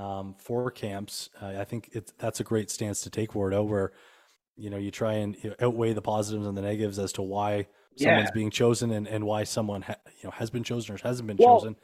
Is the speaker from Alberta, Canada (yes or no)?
no; London, Ontario, Canada; moved away as an adult; now in Kitchener, Canada; So when I was a kid growing up in London, yes, you know, London Knights fan here.